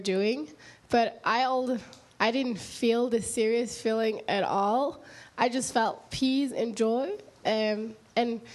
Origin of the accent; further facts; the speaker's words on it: Norway; moved away; I think I'm from Norway, which is so far away from here